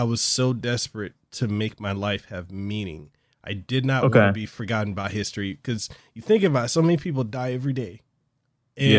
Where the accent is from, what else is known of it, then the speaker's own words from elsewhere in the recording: Hawaii, United States; I'm a guy from Hawaii that literally started from nothing